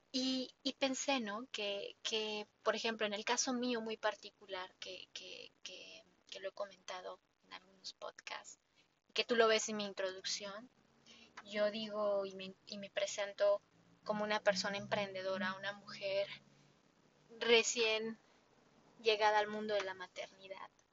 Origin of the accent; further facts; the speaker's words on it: Mexico; yo como mexicana